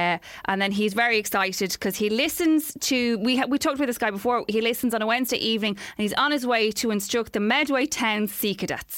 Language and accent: English; Dublin, Leinster, Ireland; now in Seoul, South Korea; I'm actually from Dublin, but I'm studying in Korea in Seoul at the moment and love the podcast.